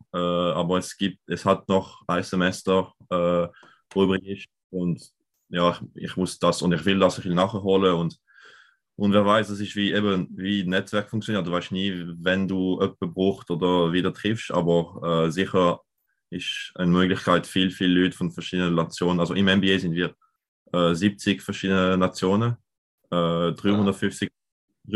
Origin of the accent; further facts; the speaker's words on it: Lausanne, Vaud, Switzerland; ich komme aus Zürich, äh, aber im anderen Teil, im französischen Teil, aus Lausanne